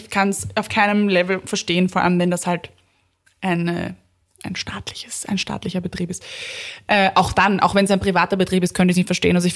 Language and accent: German; Vienna, Austria; Und dann kannst du ja halt als Wienerin hingehen und sagen, so, ich kaufe mir jetzt Erde von meinem eigenen Kompost.